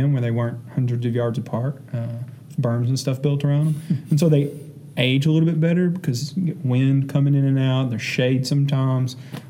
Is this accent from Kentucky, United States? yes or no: yes; Tyrone, Kentucky, United States; But do not say I'm from Lawrenceburg. You know, I'm from Tyrone.